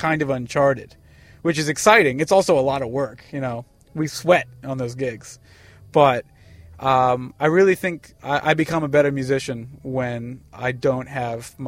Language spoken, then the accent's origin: English; Columbia, Maryland, United States; born or raised there; also born or lived in Bavaria, Germany / Washington, D.C.